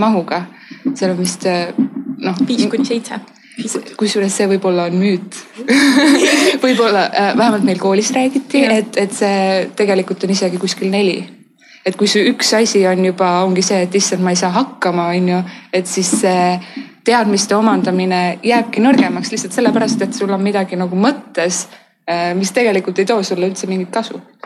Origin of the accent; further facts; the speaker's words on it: Tallinn, Harju County, Estonia; ma olen Tallinnast